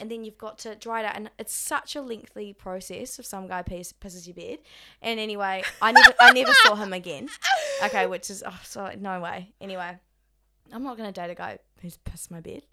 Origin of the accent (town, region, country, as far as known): Australia; accent: Australian